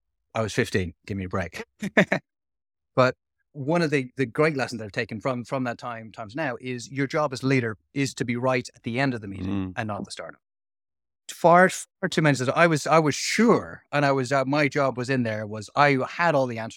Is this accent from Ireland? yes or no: yes; Dublin, Leinster, Ireland; being someone who was like born and raised in Dublin, hadn't had a huge amount of experience of living and breathing with other people